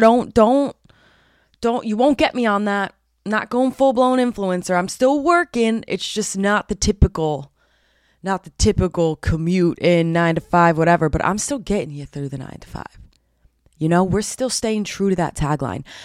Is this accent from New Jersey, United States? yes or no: yes; New Jersey, United States; I'm from Jersey